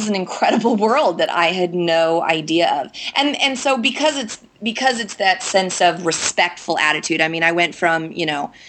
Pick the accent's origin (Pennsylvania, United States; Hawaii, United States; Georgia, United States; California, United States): California, United States; moved away as an adult; now in Boston, United States; I'm from California, and I moved to Boston entirely on a whim, almost 9 years ago now